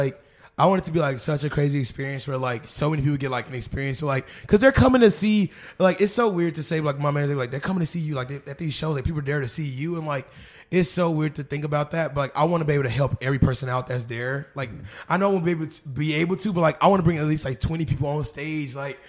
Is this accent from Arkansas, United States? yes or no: yes; Arkansas, United States; I'm really most excited to have a show back at the stadium, back in my home state.